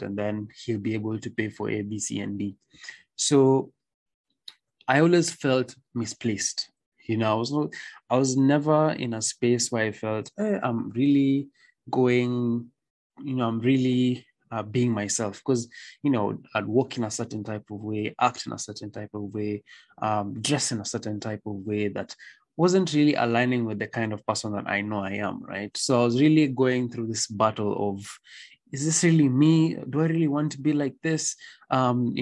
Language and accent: English; Nairobi, Kenya; I came from a very good school, Riara, mm-hmm. and then I went to a different school mm-hmm. in the other side of Nairobi